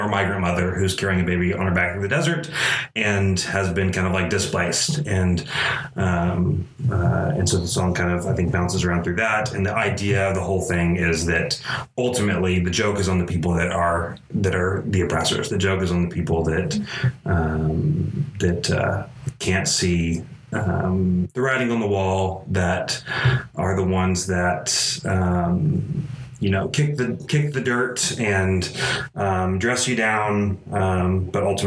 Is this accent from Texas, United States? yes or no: yes; Allen, Texas, United States; moved away as an adult; also born or lived in Corsicana, Texas; now in Waco, United States; moved to North Dallas, Allen, Texas